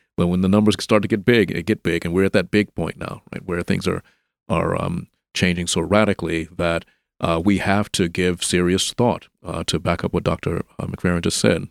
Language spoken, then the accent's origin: English; Memphis, Tennessee, United States; I'm from Memphis also. I grew up here.